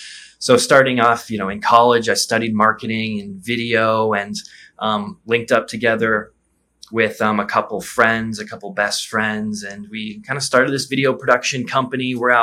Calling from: Rio de Janeiro, Brazil; I'm in Rio de Janeiro, and it's beautiful.

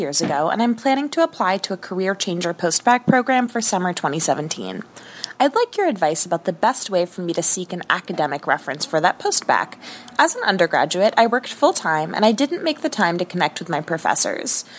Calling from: Seattle, Washington, United States; I'm calling from Seattle.

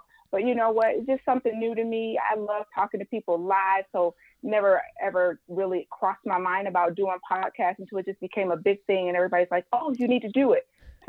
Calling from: Livonia, Michigan, United States; I'm airing from Livonia, Michigan.

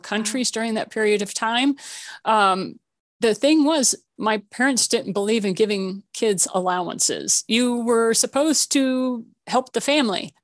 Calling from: Colorado, United States; I'm calling you from Colorado. So I'm a mile high in the Rocky Mountains

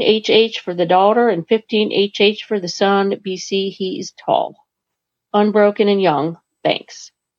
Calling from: Vermont, United States; calling from Vermont

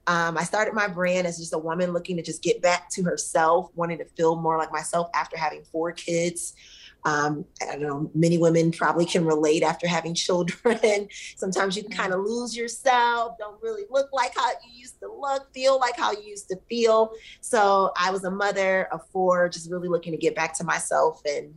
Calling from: McLean, Virginia, United States; I'm actually based out of the DC area, the DMV. Okay. So right here in McLean, Virginia, which is about 10 minutes outside of Washington, DC.

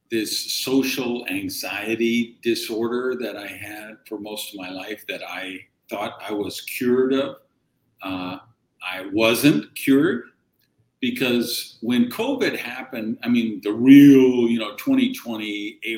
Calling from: Miami, Florida, United States; Yeah, Miami. Miami.

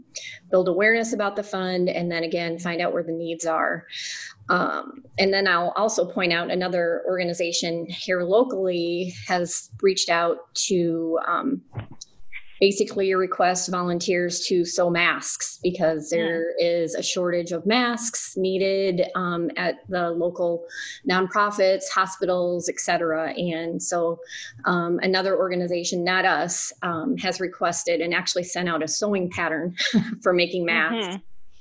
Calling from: Iowa, United States; I'm calling from the Community Foundation of Northeast Iowa, and we cover 20 counties in our area.

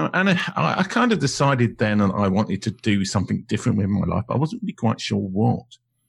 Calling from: London, United Kingdom; Well, I'm Zooming from London in the United Kingdom, which I think is also the same country that you're in.

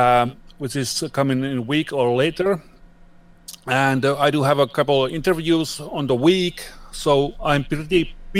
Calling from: Finland; I'm coming from the Finland.

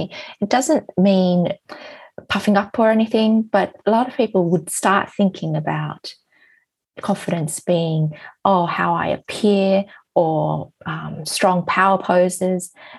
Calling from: Hong Kong; I am from Hong Kong at the moment.

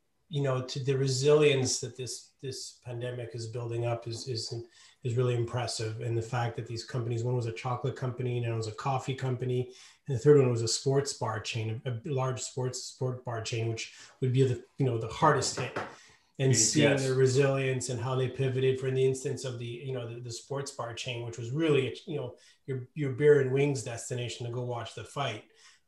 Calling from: Montreal, Quebec, Canada; I'm coming from Montreal, where I've been sheltered in place since March.

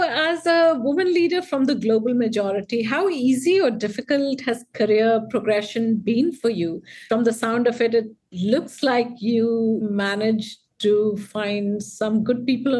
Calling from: Gurgaon, Haryana, India; I am tuning in from Gurgaon in India, so it's afternoon here.

